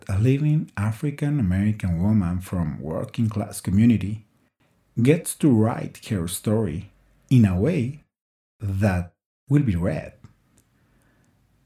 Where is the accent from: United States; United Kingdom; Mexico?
Mexico; first language Spanish; English is a second language; now in Colombia; I am from Mexico, but living in Colombia